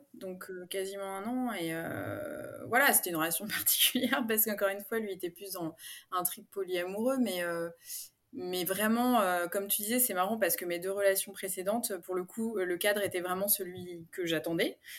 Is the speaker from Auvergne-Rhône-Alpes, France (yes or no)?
no; Paris, Île-de-France, France; moved away as an adult; now in Aix-en-Provence, France; je suis parisienne d'origine. J'ai emménagé à Aix-en-Provence il y a bientôt deux ans.